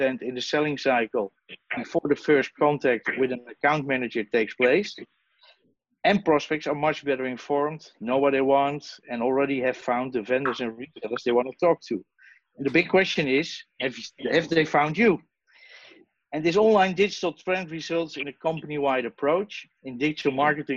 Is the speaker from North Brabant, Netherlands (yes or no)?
no; Amsterdam, North Holland, Netherlands; I'm from the Netherlands, Amsterdam.